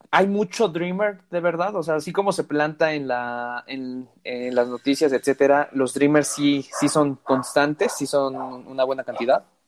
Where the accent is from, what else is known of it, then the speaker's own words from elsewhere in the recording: Mexico; Yo soy de México